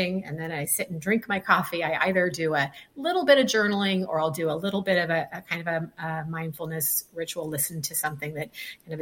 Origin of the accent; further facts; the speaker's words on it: California, United States; moved away as an adult; now in Florida, United States; I'm originally from California